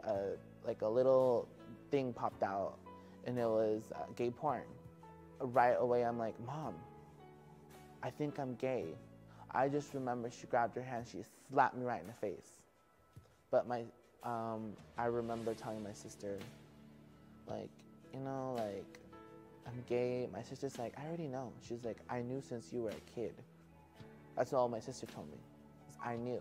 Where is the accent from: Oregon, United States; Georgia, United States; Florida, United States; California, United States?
California, United States; Simi Valley; also born or lived in Santa Paula, California; I'm from Santa Paula, California and raised in Simi Valley